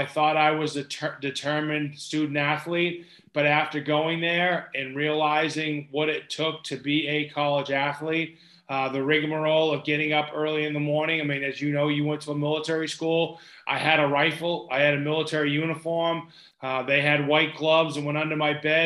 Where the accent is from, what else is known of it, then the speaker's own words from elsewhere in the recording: New England, United States; Growing up in the New England area